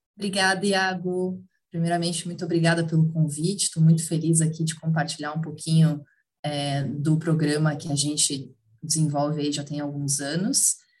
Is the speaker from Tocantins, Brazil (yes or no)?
no; Curitiba, Paraná, Brazil; moved away as an adult; now in São Paulo, Brazil; moro em São Paulo, sou curitibana, mas moro em São Paulo já, já há sete anos também